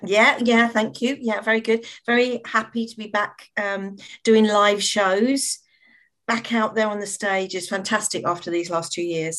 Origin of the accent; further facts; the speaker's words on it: London, United Kingdom; I grew up in the East End of London